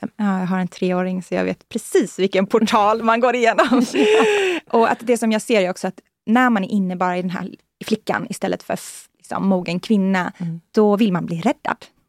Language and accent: Swedish; Sweden; moved away as an adult; also born or lived in San Francisco, United States; Jag kommer ju från, från Norden, jag kommer ju från liksom, Europa